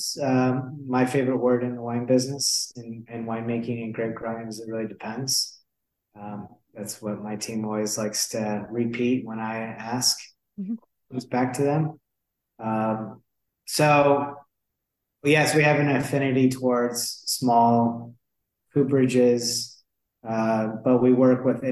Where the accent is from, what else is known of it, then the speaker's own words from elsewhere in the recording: Michigan, United States; moved away as an adult; now in Sonoma, United States; Even as a kid growing up in Michigan